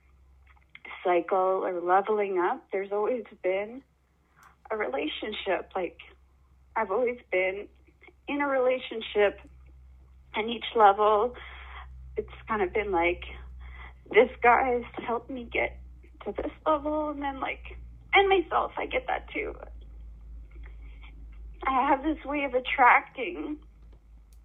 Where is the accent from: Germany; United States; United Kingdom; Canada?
Canada; Manitoba; moved away; I moved away from Manitoba, where I grew up, away from my family.